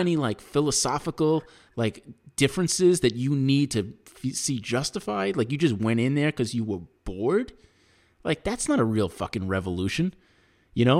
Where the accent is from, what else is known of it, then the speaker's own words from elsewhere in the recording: United States; as an American